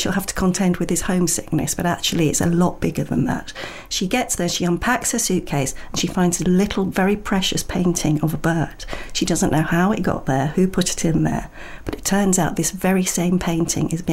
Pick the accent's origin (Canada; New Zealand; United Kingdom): United Kingdom; London; I did grow up in London, well, in the suburbs of North London